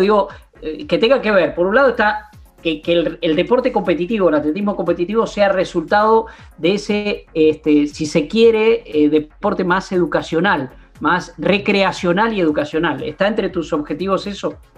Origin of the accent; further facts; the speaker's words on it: interior of Buenos Aires Province, Argentina; Yo que soy bonaerense del interior